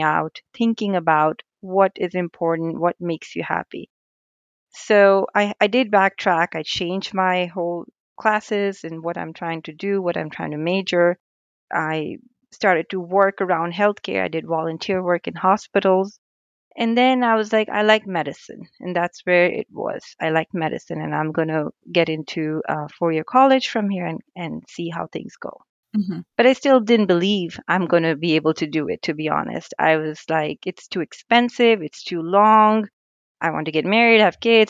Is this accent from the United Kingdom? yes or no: no; India; moved away as an adult; now in United States; I was raised in India. I moved to United States at the age of 18